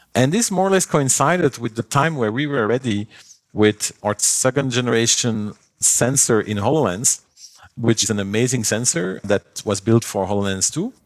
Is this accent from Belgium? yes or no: yes; Belgium; moved away; I come from Belgium, uh, long ago, when I was, like, twelve years old or so